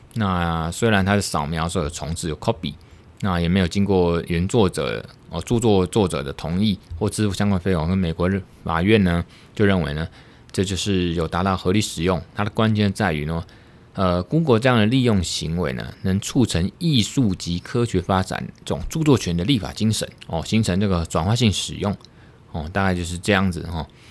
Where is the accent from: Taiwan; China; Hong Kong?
Taiwan; 我们是从台湾来的